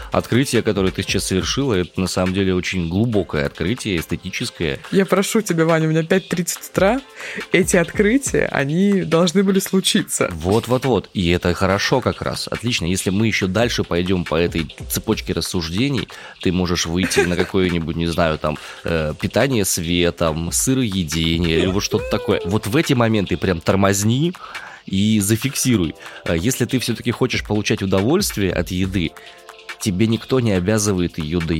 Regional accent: Far East, Russia; Я вырос на Дальнем Востоке, на побережье.

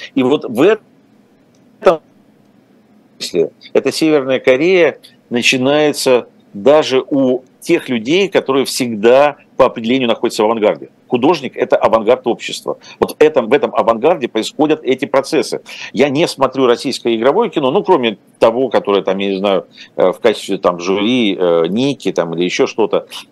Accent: Ukraine; moved away; also born or lived in Russia; родился и вырос в Украине

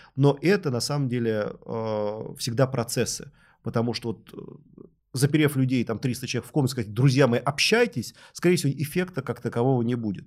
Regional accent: Moscow, Russia; Я родился в Люблино, у соседей у нас Капотни

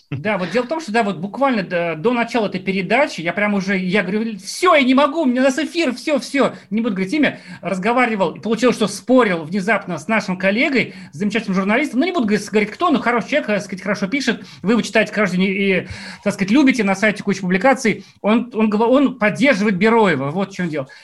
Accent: Ufa, Bashkortostan, Russia; очень мои многие уфимские знакомые знакомы, я из Уфы

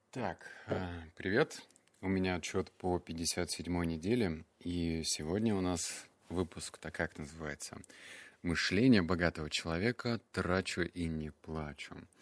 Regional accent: Russia; also born or lived in Barnaul / Novosibirsk; я рос в Барнаул, Новосибирск

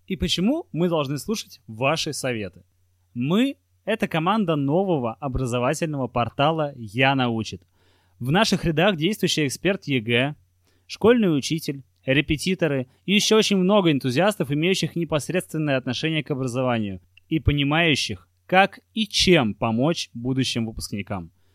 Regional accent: Saint Petersburg, Russia; я парень из Купчино, из Санкт-Петербурга

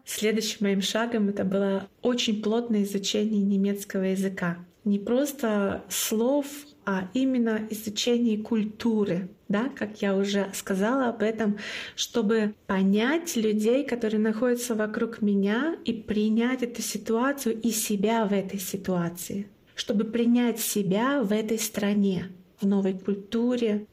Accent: Russia; first language Komi; Russian is a second language; moved away as an adult; now in Plauen, Germany; русский язык — это не мой родной язык, мой родной язык — коми. И я до четырех лет по-русски практически не разговаривала

